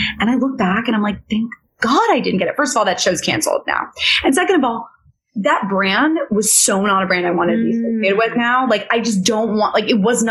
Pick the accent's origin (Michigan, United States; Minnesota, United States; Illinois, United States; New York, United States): New York, United States; New York City; I grew up in New York City